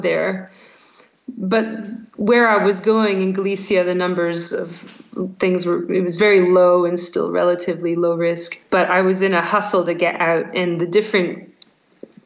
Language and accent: English; United States; moved away as an adult; now in Scotland, United Kingdom; American in Scotland